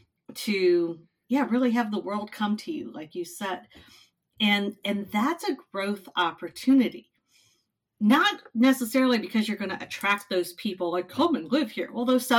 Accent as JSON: {"language": "English", "region": "Midwest", "country": "United States", "said": "I'm a Midwesterner."}